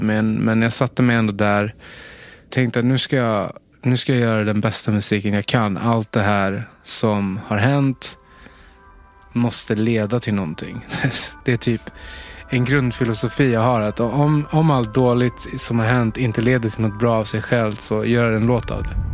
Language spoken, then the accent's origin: Swedish; Stockholm, Stockholm County, Sweden; jag är uppvuxen i, i Tensta